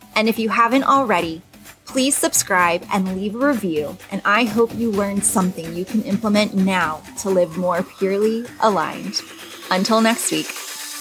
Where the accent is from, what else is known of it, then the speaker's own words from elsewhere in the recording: Los Angeles, California, United States; now in Las Vegas, United States; I am originally from Los Angeles